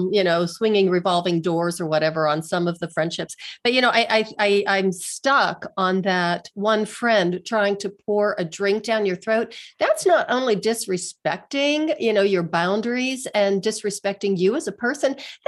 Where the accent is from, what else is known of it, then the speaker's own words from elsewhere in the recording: Pennsylvania, United States; moved away as an adult; now in Denver, United States; I moved away from my hometown. I'm from a small steel town in Western Pennsylvania. And that's why I now live in Denver, Colorado, because I just really wanted to get away.